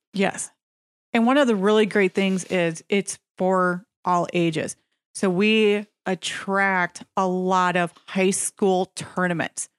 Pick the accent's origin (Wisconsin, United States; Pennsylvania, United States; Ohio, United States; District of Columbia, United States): Wisconsin, United States; Nekoosa; I'm originally from Nakusa